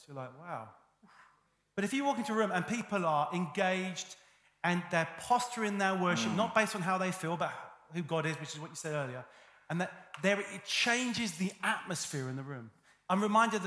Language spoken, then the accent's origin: English; United Kingdom; I'm British and I have a stiff upper lip